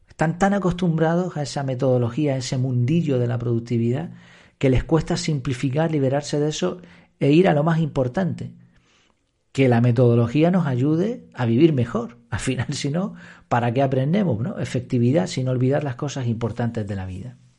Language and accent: Spanish; Madrid, Community of Madrid, Spain; Yo, por ejemplo, nací en Madrid